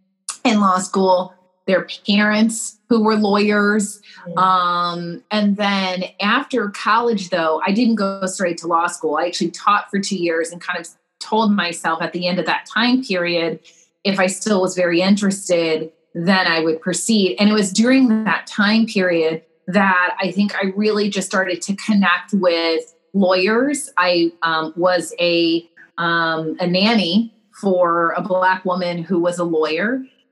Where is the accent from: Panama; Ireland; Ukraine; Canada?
Panama; moved away as an adult; So I grew up in the Republic of Panama because of my parents' jobs. So, you know, I had kind of the jump of leaving Panama and then going to college in Atlanta.